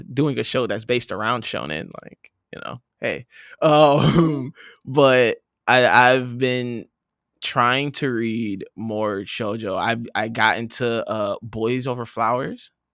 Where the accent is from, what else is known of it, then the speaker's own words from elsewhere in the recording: Saint Paul, Minnesota, United States; I'm from Saint Paul, Minnesota